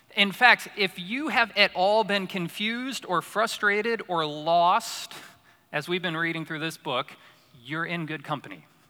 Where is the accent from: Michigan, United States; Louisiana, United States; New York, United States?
New York, United States; Syracuse; moved away; So I grew up in Syracuse, New York, upstate New York